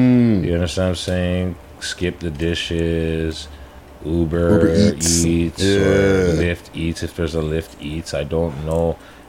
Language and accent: English; Canada; But let's go Juno first because we're Canadian.